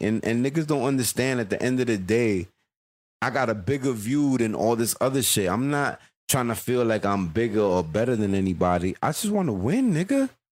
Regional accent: New York City, New York, United States; I was born in Queens

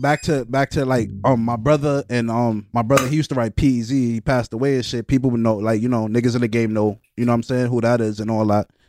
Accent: New York City, New York, United States; I'm from Brooklyn, man

